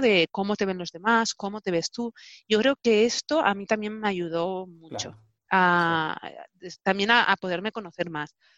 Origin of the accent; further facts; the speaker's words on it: Barcelona, Catalonia, Spain; also born or lived in Hannover, Germany; nací en Barcelona y he crecido en Barcelona